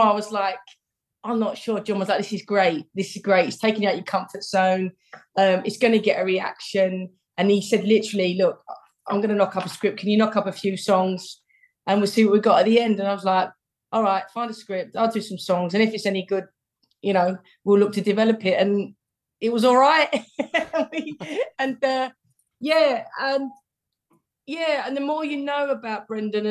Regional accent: London, United Kingdom; my dad's from the East End, so I grew up in the East End

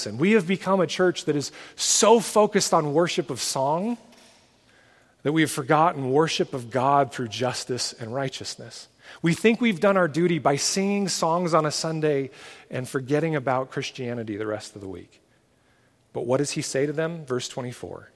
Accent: United States; as an American parent

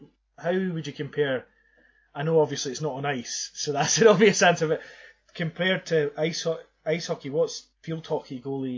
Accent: Paisley, Scotland, United Kingdom; obviously growing up in Paisley and things, university hockey maybe wasn't around even in Scotland, let alone Glasgow back in the days when the Lagoon Centre was still on the go, certainly.

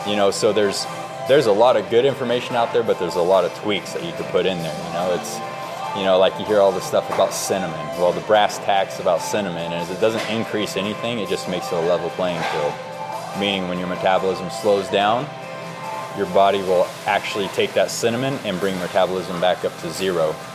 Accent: Oregon, United States; being born and raised in Oregon

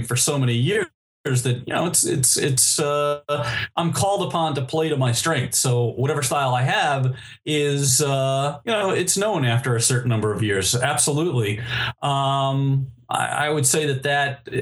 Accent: New York City, New York, United States; I am a native New Yorker. I was born in Manhattan.

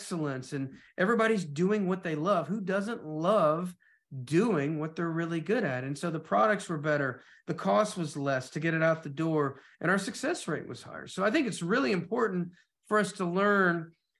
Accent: Knoxville, Tennessee, United States; moved away as an adult; also born or lived in Atlanta; I'm moving from Knoxville to Atlanta

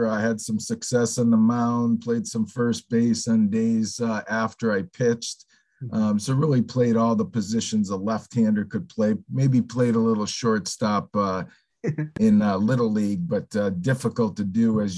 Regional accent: Northampton, Massachusetts, United States; I grew up in Northampton, so I'm a Western Mass

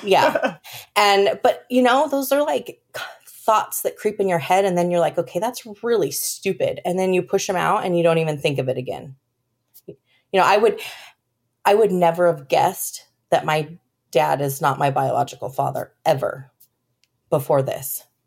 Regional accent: California, United States; moved away as an adult; also born or lived in Colorado; now in Texas, United States; I was born in Colorado and then shortly moved to California where I met my, um, high school sweetheart

